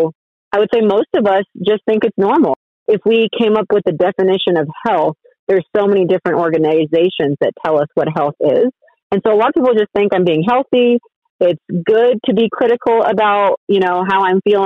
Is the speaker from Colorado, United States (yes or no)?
yes; Colorado, United States; moved away as an adult; also born or lived in Texas; I'm from Colorado, and then I went to undergrad at Baylor University